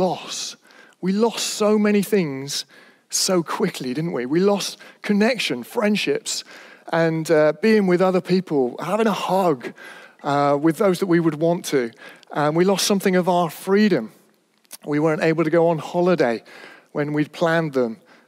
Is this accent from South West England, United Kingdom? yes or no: yes; Stroud, South West England, United Kingdom; I was brought up in Stroud in Gloucestershire, the Cotswolds, beautiful place.